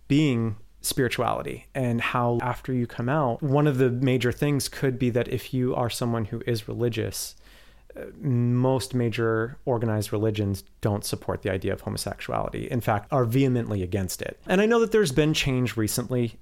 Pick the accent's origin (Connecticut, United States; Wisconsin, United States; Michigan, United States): Connecticut, United States; I'm from Connecticut myself